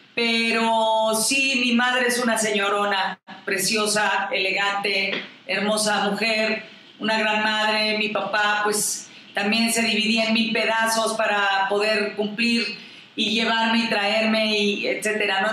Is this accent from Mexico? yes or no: yes; Mexico; nuestro México y que me siento orgullosamente mexicana